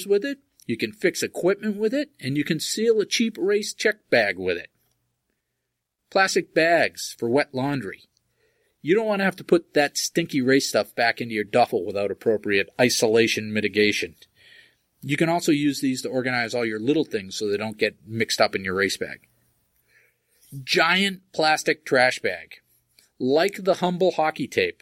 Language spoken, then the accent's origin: English; Groton, Massachusetts, United States; my hometown of Groton, Massachusetts